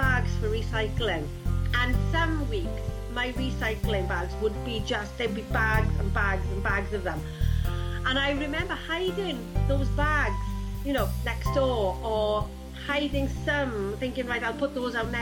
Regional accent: South Wales, United Kingdom; also born or lived in Rhondda Valley; I'm from South Wales in the UK.

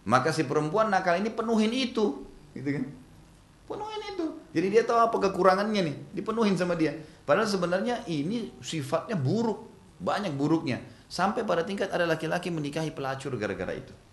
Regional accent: Makassar, South Sulawesi, Indonesia; Di Makassar, karena saya dari Makassar, ada Kebiasaan orang Makassar, Bugis Makassar tuh kalau buat sayur dari kacang hijau.

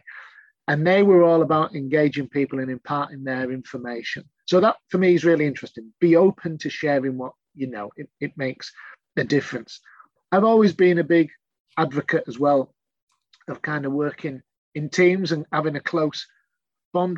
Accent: Yorkshire and the Humber, United Kingdom; I'm a Yorkshireman

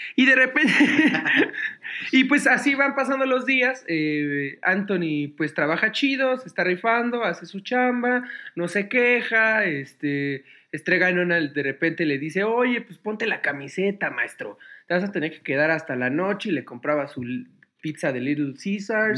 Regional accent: Mexico City, Mexico; México City, donde yo nací

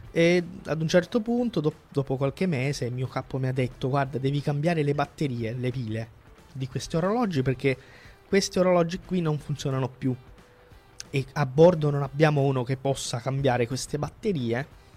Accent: Calabria, Italy; della Calabria, da dove vengo io

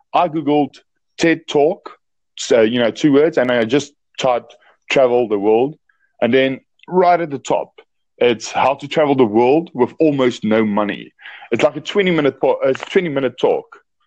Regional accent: South Africa; I'm from South Africa.

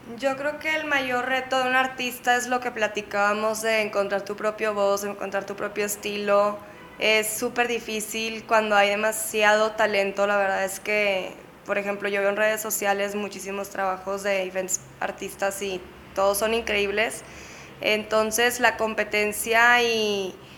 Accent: Monterrey, Nuevo León, Mexico; moved away as an adult; also born or lived in San Diego / Barcelona; now in Mexico City, Mexico; nací en Monterrey

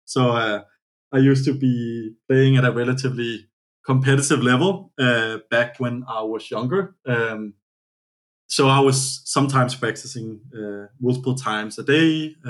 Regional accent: Copenhagen, Capital Region of Denmark, Denmark; English is a second language; moved away as an adult; now in United States; I'm born in Copenhagen, Denmark, which is also the homeland of Lego

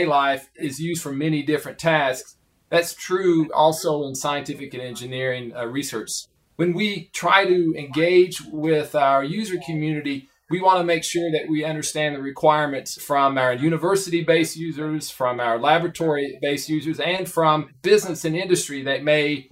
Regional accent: Prestonsburg, Kentucky, United States; moved away as an adult; now in Oak Ridge, United States; I grew up in a small town in Kentucky, just about 200 miles from Oak Ridge, called Prestonsburg, Kentucky

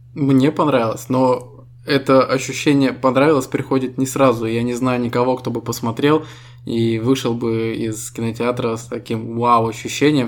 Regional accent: Estonia; Мы ребята из Эстонии

